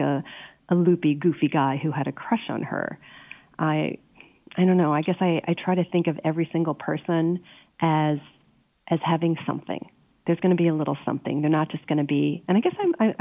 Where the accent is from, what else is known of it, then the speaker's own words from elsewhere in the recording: Pennsylvania, United States; moved away; I grew up in Pennsylvania.